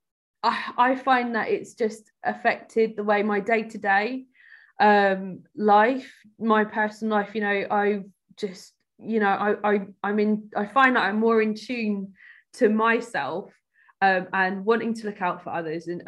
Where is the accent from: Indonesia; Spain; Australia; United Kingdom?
United Kingdom; Cambridge, East of England; growing up in Cambridge, it wasn't easy, you know, kind of elite university city